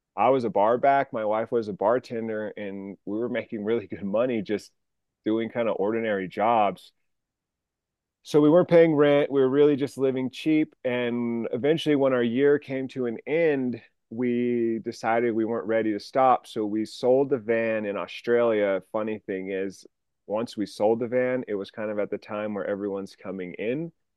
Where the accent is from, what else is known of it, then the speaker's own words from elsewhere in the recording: New Mexico, United States; moved away as an adult; also born or lived in Sacramento / Seattle; I grew up in New Mexico. I went to the University of New Mexico